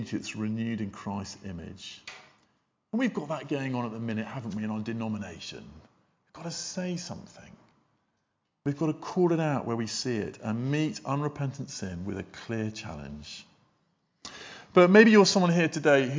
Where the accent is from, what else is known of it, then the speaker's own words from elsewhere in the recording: United Kingdom; we're British